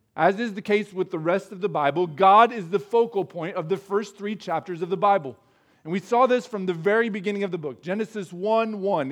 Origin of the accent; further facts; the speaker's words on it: Midwest, United States; as Midwesterners, we're not expected to show a lot of emotion